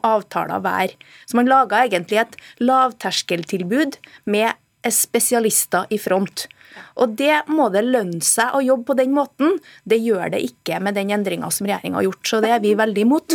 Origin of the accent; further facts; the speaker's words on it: Trøndelag, Norway; jeg kommer fra Trøndelag